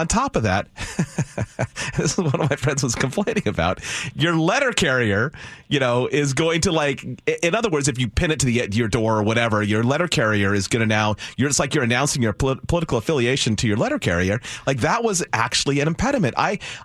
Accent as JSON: {"language": "English", "region": "California", "country": "United States", "tie": "born or raised there", "moved": "yes", "lives_now": "Washington, United States", "said": "I grew up in California"}